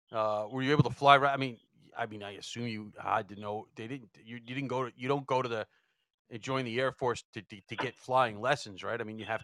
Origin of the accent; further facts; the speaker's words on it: New York, United States; I grew up out here in New York